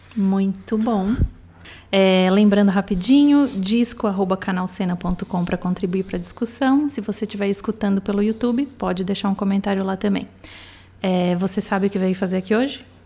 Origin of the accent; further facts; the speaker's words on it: Porto Alegre, Rio Grande do Sul, Brazil; de Porto Alegre, onde eu nasci